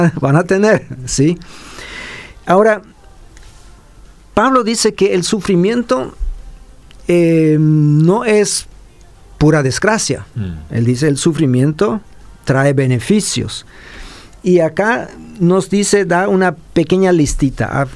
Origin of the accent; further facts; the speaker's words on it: Paraguay; como paraguayos